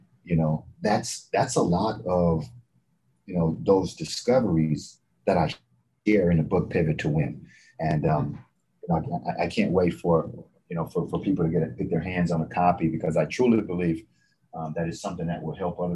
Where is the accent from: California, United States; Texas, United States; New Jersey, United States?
Texas, United States; So I was raised in Texas